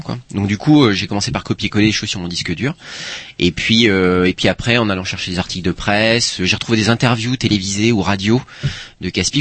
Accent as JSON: {"language": "French", "town": "Paimpol", "region": "Brittany", "country": "France", "also_born_or_lived": "Rennes", "said": "moi je viens d'un une petite ville portuaire qui s'appelle Paimpol"}